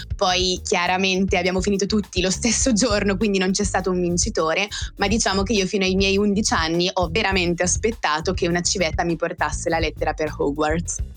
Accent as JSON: {"language": "Italian", "area": "Val Seriana, province of Bergamo", "region": "Lombardy", "country": "Italy", "said": "io vengo dall'estremo nord Italia, precisamente da Bergamo, ma in realtà non è così precisa come indicazione perché abito in Val Seriana, cioè in un paesino in provincia di Bergamo"}